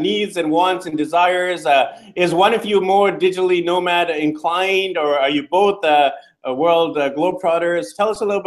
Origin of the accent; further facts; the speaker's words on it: Canada; we're all from Canada, but we spread it across the world while we work online